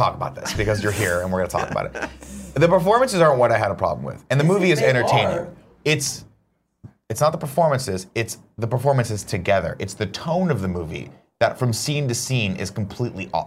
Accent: United States; I love being an American

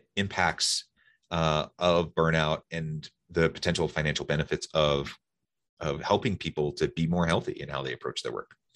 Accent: Salem, Oregon, United States; now in Utah, United States; I grew up in Salem, Oregon

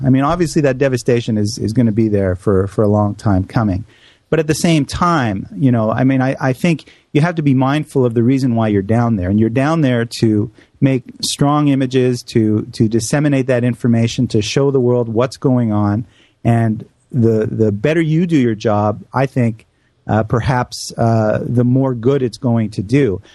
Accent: Canada; moved away; my home country of Canada

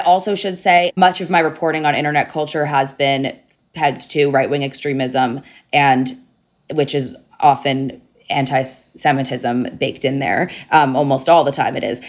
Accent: United States; as an American Jew

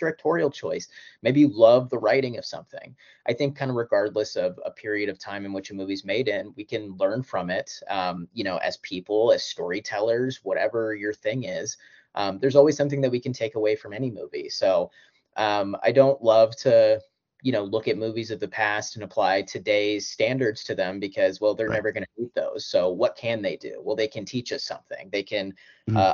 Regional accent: Kansas, United States; a kid from Kansas that had no broad connections to LA or New York

